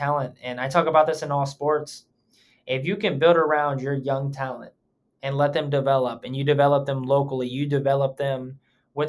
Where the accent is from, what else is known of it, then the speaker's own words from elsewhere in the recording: Ohio, United States; we're from Ohio or I'm from Ohio